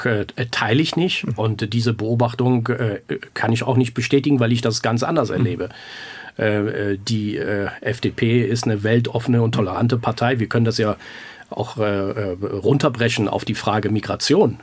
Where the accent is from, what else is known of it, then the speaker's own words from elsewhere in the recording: Grevenbroich, North Rhine-Westphalia, Germany; also born or lived in Iran; ich bin im Iran geboren, aber ich, ich, bin ein Deutscher, ich bin äh, ein Grevenbrocher